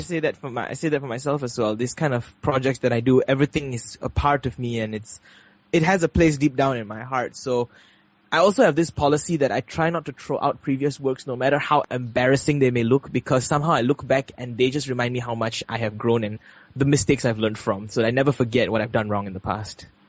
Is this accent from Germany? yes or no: no; Malaysia; we're Malaysian